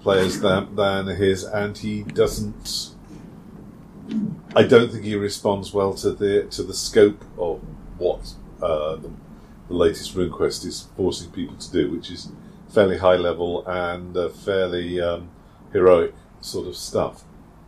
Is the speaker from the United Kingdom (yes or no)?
yes; United Kingdom; being British